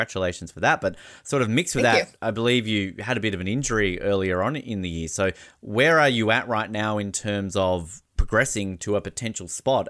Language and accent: English; Tasmania, Australia; I'm from Tasmania. We're a very hilly state.